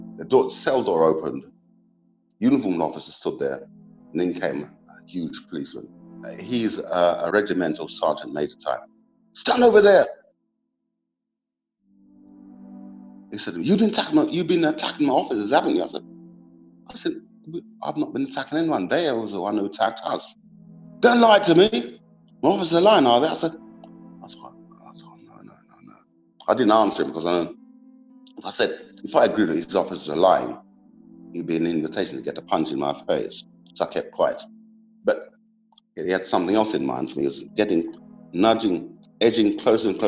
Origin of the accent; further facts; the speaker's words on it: London, United Kingdom; growing up in Peckham